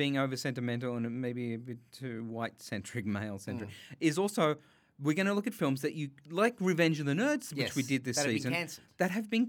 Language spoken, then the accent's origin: English; Sydney, New South Wales, Australia; growing up in Western Sydney